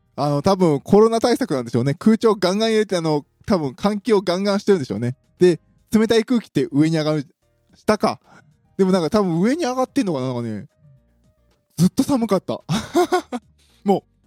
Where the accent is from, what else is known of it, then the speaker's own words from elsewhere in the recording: Osaka, Japan; 私の地元、大阪